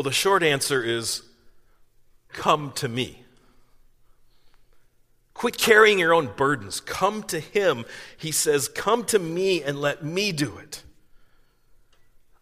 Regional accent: East Coast, United States; moved away; I grew up in the East Coast

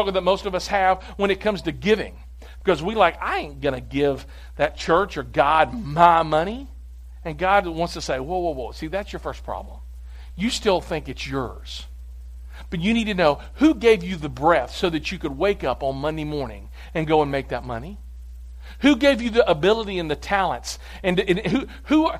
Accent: United States; we, as the American people

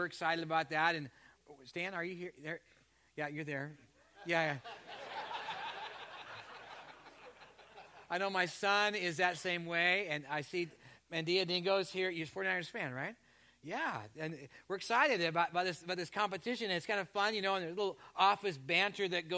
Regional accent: Canada; moved away; I was born in Canada.

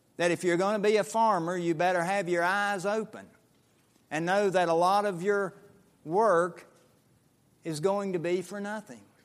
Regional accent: Statesville, North Carolina, United States; moved away; I was growing up in the New Sterling Associate Reformed Presbyterian Church in western Iredell County, outside of Statesville, North Carolina

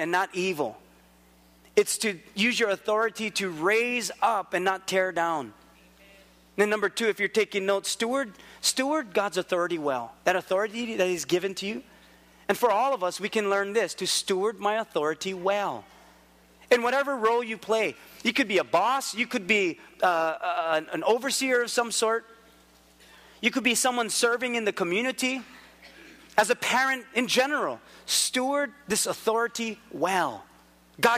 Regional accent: Philippines; also born or lived in Hawaii; I'm Filipino

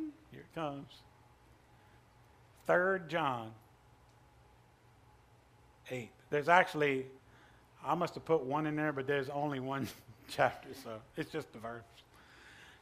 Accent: Pumpkin Center, Louisiana, United States; moved away as an adult; also born or lived in India / Thailand / Cyprus; I'm from Pumpkin Center

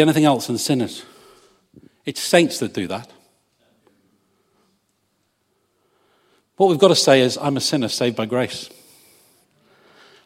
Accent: England, United Kingdom; I'm English.

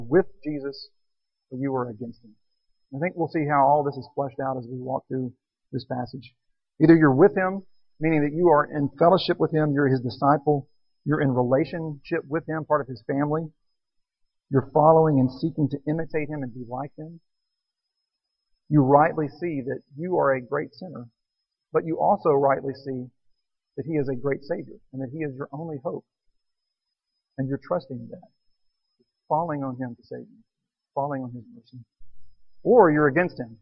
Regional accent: Texas, United States; Texan, born and raised in Texas, lived all my life

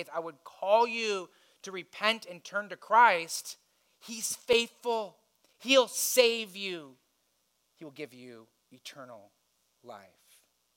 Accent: United States; As wealthy Americans

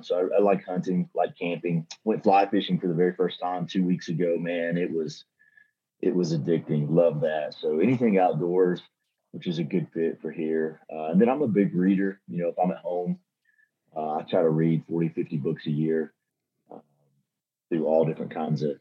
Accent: Kentucky, United States; also born or lived in Thornton, Colorado; now in Colorado, United States; I grew up in Kentucky

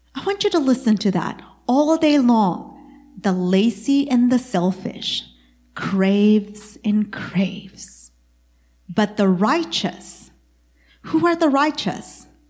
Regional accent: East Texas, United States; I am from East Texas

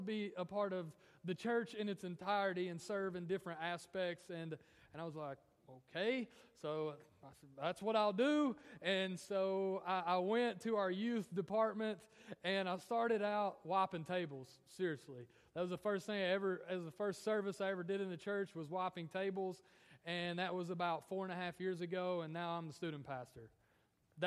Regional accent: Morristown, Tennessee, United States; I grew up most of my life in Morristown, Tennessee.

